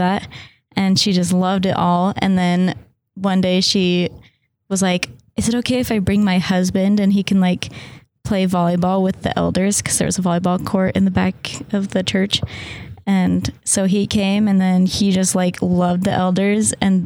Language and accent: English; Arizona, United States; I'm from Arizona